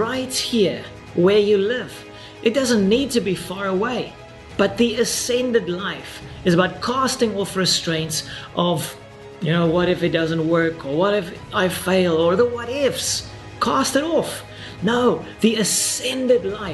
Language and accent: English; South Africa; I'm this random pastor from South Africa